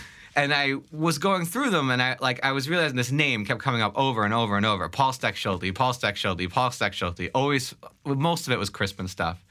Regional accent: Long Island, New York, United States; also born or lived in Staten Island / Brooklyn; I grew up, uh, from Brooklyn, from Staten Island to Brooklyn to Long Island.

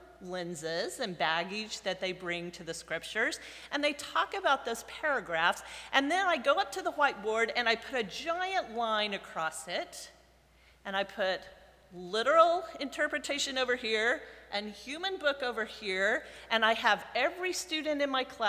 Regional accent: United States; I come from America, right? From North America, from the United States

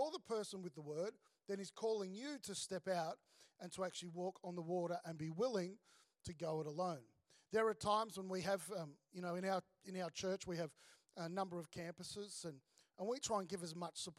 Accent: Melbourne, Victoria, Australia; moved away as an adult; also born or lived in Sydney; now in Gold Coast, Australia; I grew up in Melbourne, became a Christian and had a whole lot of mates around me

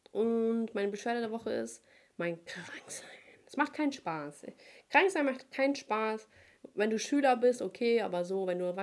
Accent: Cologne, North Rhine-Westphalia, Germany; ich komme aus Köln, ne?

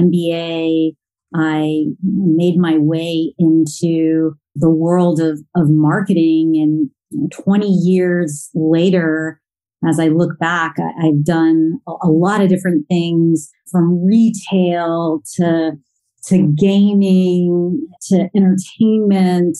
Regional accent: Plano, Texas, United States; also born or lived in Rochester, New York; I actually grew up in the suburbs of Dallas, Texas, in a suburb called Plano

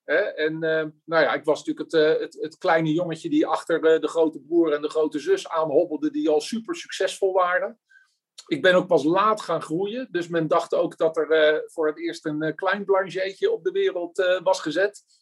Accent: Voorburg, South Holland, Netherlands; moved away as an adult; now in Oegstgeest, Netherlands; van origine kom ik uit Voorburg, randje Den Haag

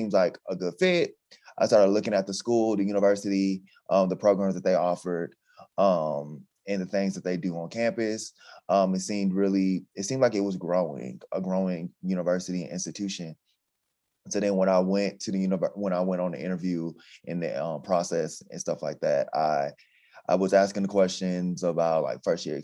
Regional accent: Atlanta, Georgia, United States; moved away as an adult; also born or lived in Texas; now in Nevada, United States; I'm from Atlanta, Georgia.

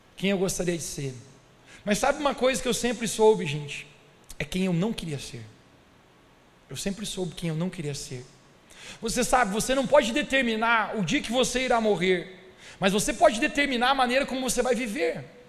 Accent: Brazil; Eu e vocês somos brasileiros

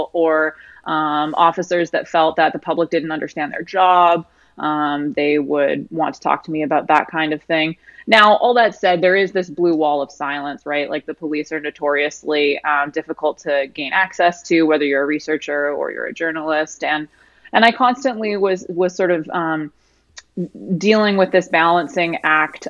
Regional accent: Canada; now in Austin, United States; I'm actually Canadian.

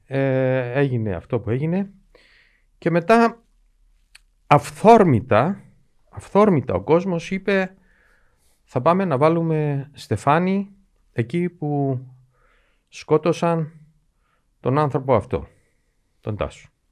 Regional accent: Cyprus

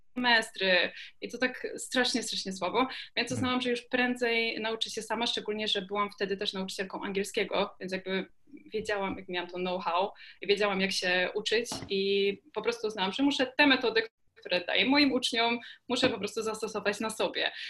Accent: Kraków, Lesser Poland, Poland; jestem z Krakowa

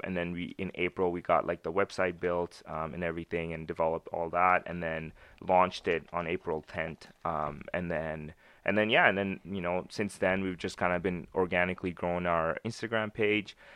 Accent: Winnipeg, Manitoba, Canada; also born or lived in Pakistan; I grew up in Winnipeg.

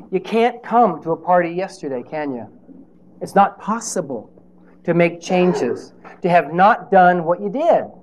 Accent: Nebraska, United States; I'm from Nebraska

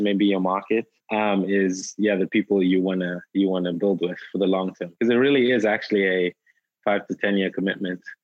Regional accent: South Africa; moved away as an adult; also born or lived in Durham, North Carolina, United States; now in Nigeria; I was born in Nigeria, grew up in South Africa.

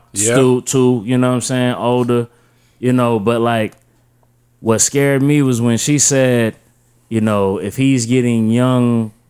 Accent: Wilmington, North Carolina, United States; You know, I come from Wilmington, North Carolina. You know, I come up in a big church background.

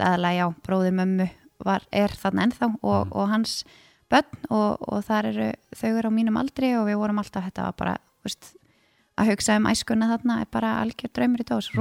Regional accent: Garðabær, Capital Region, Iceland; also born or lived in Stykkishólmur; vissulega alveg fættu uppalinn í Garðabæ

